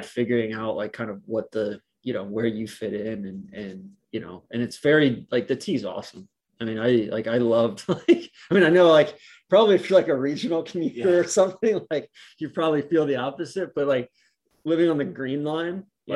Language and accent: English; Atlanta, Georgia, United States; moved away as an adult; now in Boston, United States; I grew up in Atlanta and that was such a suburban